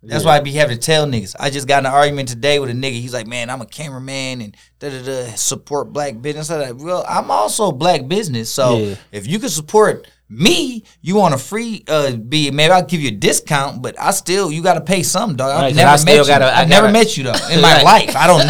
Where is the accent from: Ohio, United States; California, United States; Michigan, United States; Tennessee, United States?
Michigan, United States; Detroit; I'm from Detroit. Bitch, where you at?